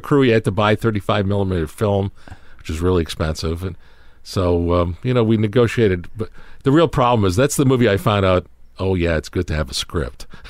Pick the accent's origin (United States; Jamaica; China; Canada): Canada; Toronto, Ontario; we were all growing up in Canada, in Toronto